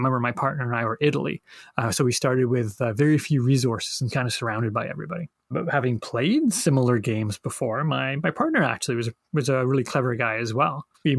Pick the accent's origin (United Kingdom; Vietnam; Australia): United Kingdom; England; born there; But I don't know if that comes from coming from a British family. I was born in England and my dad was a fan.